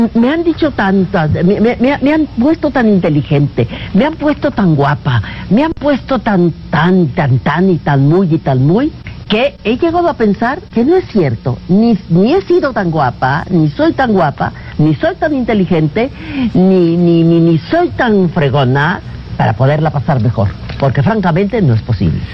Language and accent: Spanish; Álamos, Sonora, Mexico; moved away; also born or lived in Guadalajara; Yo he de haber nacido en Sonora, en mi tierra de Álamos, con mis montañas, con mi aire